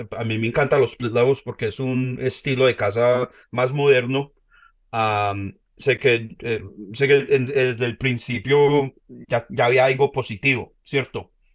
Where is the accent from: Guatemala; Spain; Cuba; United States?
United States; also born or lived in Colombia (parents' origin); yo nací acá en Estados Unidos